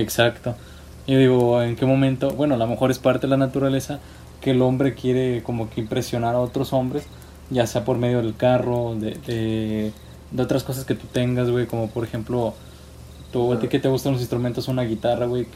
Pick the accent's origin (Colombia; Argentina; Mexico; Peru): Mexico; como buen mexicano